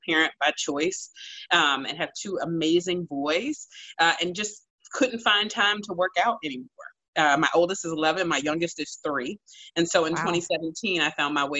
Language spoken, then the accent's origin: English; Washington, District of Columbia, United States; while I was deputy mayor in my hometown of Washington, D.C.